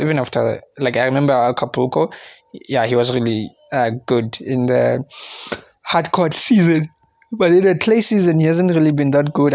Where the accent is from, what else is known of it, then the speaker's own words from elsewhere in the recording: South Africa; I'm South African